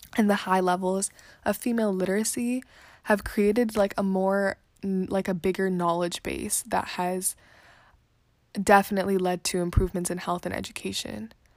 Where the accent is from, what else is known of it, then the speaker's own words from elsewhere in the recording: India; as an Indian or as a person from India